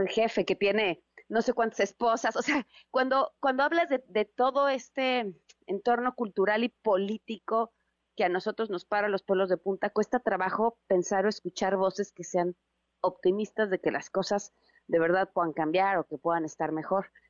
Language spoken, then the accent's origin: Spanish; Mexico; nos queremos traer un cachito de México con nosotros